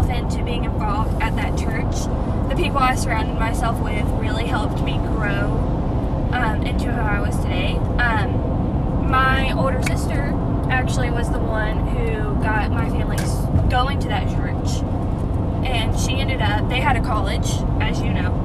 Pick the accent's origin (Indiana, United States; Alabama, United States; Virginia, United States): Alabama, United States; Irondale; I grew up going to a private Christian school around the area of Irondale